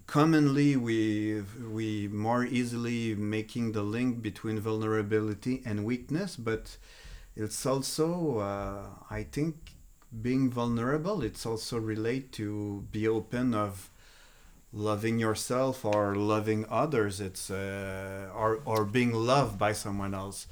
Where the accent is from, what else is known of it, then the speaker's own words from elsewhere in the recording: Montreal, Quebec, Canada; first language French; English is a second language; I'm from Montreal, so I'm a French-speaking Canadian